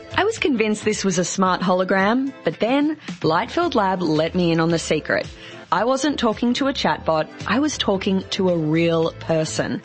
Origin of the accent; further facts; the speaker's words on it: Australia; I'm actually from Australia.